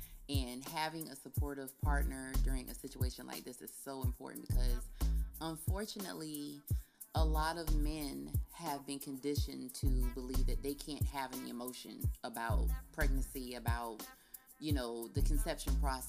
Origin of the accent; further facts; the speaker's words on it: Cocoa, Florida, United States; I'm from Coco